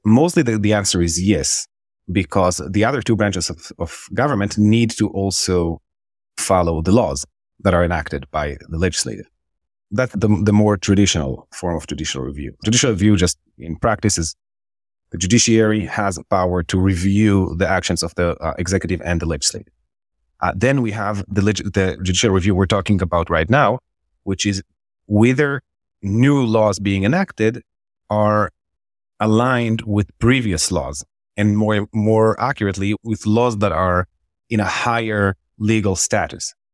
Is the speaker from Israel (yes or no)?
yes; Israel; moved away as an adult; also born or lived in Jerusalem; now in New York, United States; I'm born and raised Israeli. Uh, I was born in Jerusalem, and I grew up in Israel